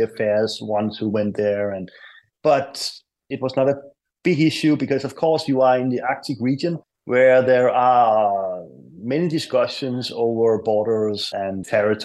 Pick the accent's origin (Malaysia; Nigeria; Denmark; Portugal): Denmark